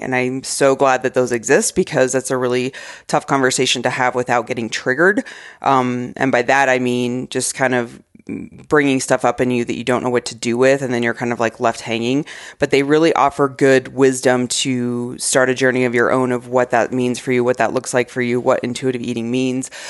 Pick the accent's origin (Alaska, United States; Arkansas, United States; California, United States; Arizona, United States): Arizona, United States; moved away; I grew up in Arizona